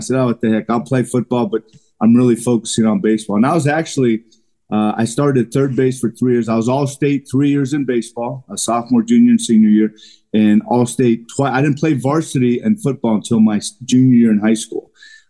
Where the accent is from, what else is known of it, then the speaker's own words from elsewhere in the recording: California, United States; But in the summer, you know, growing up in Southern California, man, we would try and get as many games in as possible.